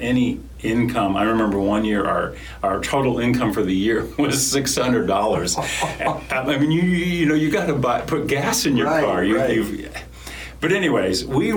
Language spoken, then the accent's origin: English; Lancaster County, Pennsylvania, United States; I grew up in Lancaster County, Pennsylvania